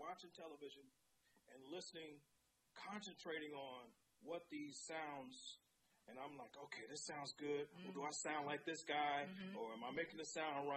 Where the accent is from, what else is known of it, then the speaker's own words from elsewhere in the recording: Chicago, Illinois, United States; I grew up in Hyde Park. I'm just a kid on 52nd and Woodline